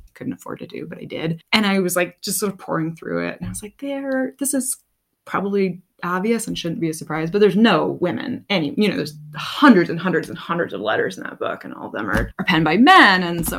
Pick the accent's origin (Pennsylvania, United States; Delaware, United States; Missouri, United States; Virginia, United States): Virginia, United States; Southwest; moved away as an adult; now in Montana, United States; I grew up in Virginia